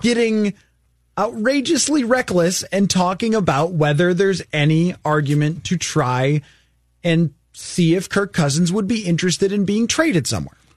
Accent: Buffalo, New York, United States; I'm from Buffalo

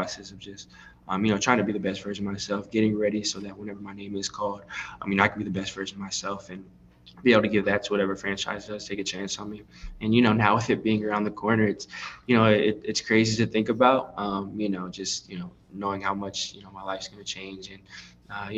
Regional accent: Pasadena, California, United States; I'm from the LA area, so I always grew up like hearing your voice on radio

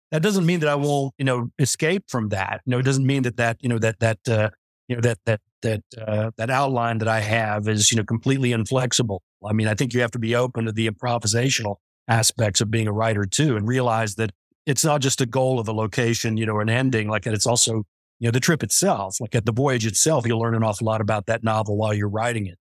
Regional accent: West Virginia, United States; born there; also born or lived in Kansas / New Mexico / Montana; I was born in West Virginia, like that, but I had family scattered all through Kansas and uh, New Mexico and up in Montana and everywhere.

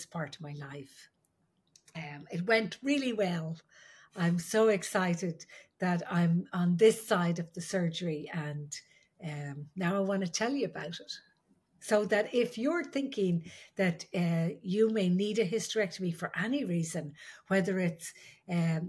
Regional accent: Ireland; I'm the Irish midwife

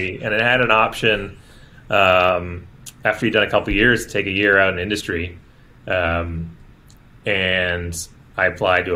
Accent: Toronto, Ontario, Canada; I grew up in Toronto, in the beaches.

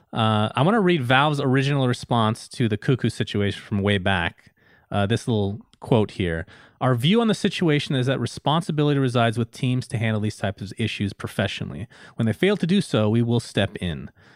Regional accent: United States; I grew up in the United States

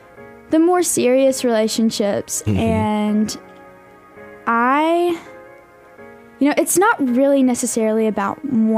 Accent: Florence, Alabama, United States; also born or lived in Muscle Shoals, Alabama; So I claim it as the Shoals. I started out living in Muscle Shoals and then moved to Florence, so been in Florence most of my life.

